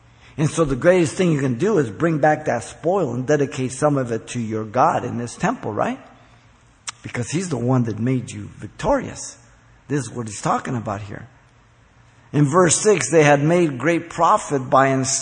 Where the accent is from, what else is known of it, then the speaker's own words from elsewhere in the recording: Mexico City, Mexico; now in United States; I'm, by the way, a Mexican citizen. I was born in Mexico City. I came here in 1957.